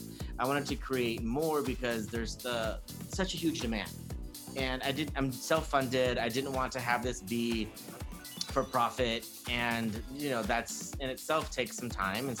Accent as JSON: {"language": "English", "town": "Hacienda Heights", "region": "California", "country": "United States", "tie": "born or raised there", "also_born_or_lived": "Orange County / Hollywood / New York", "said": "I grew up in East LA County in Hacienda Heights"}